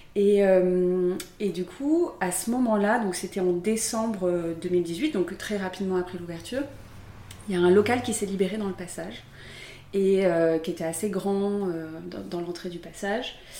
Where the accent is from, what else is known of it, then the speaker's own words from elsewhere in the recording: Aix-en-Provence, Provence-Alpes-Côte d'Azur, France; moved away as an adult; now in Paris, France; J'ai grandi à Aix-en-Provence, dans un petit village à côté d'Aix. Et j'ai fait toute ma scolarité là-bas